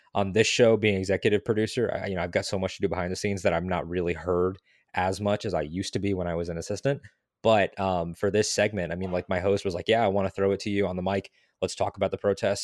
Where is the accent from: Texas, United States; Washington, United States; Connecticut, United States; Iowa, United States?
Connecticut, United States; now in Florida, United States; I'm originally from Connecticut